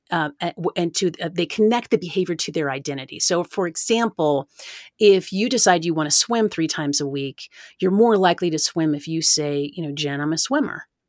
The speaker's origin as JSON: {"language": "English", "town": "Oak Ridge", "region": "Tennessee", "country": "United States", "tie": "born or raised there", "said": "I grew up in East Tennessee, really close to the Great Smoky Mountains National Park"}